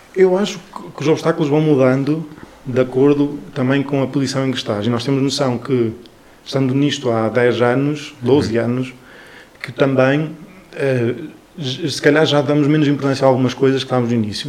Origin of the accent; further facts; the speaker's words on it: Chaves, Norte, Portugal; also born or lived in Bragança; eu sou de Chaves